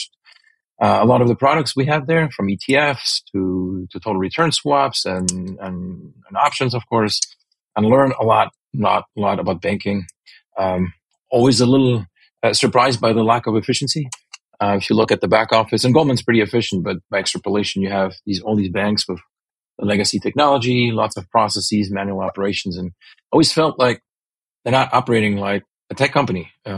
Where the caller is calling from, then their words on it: California, United States; California, the Bay Area.